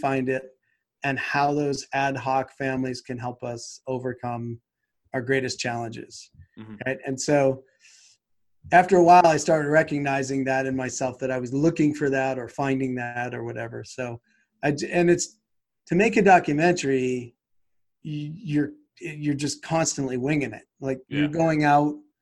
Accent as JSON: {"language": "English", "town": "Boston", "region": "Massachusetts", "country": "United States", "moved": "yes", "said": "I'm from Boston."}